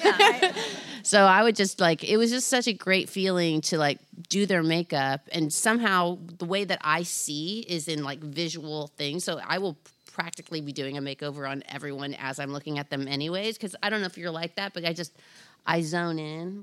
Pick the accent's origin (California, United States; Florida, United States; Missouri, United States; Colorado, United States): California, United States; Anaheim; I grew up in Orange County